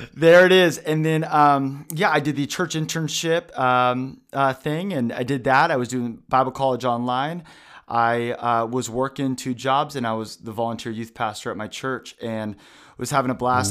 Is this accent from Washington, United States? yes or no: yes; Vancouver, Washington, United States; also born or lived in Portland, Oregon / Tri-Cities, Washington; We helped start a church in Vancouver, Washington, probably 20, 30 minutes away